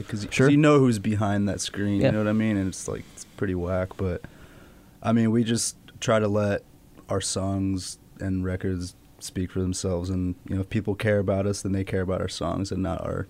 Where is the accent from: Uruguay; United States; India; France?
United States; Long Beach, California; I'm from Long Beach